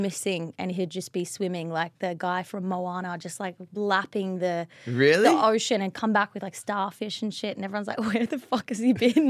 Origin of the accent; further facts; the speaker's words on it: Sunshine Coast, Queensland, Australia; I'm from Sunshine Coast in Queensland.